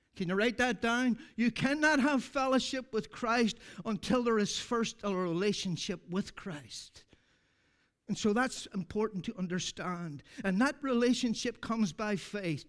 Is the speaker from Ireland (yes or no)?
yes; Ireland; I'm from Ireland